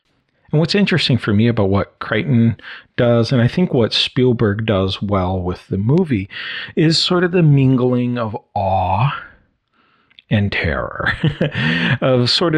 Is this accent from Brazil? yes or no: yes; Brazil; also born or lived in United States; I was living in Brazil because I was born in South America in Brazil, where my parents were missionaries. And at this point, I had returned from living for a year in the U.S.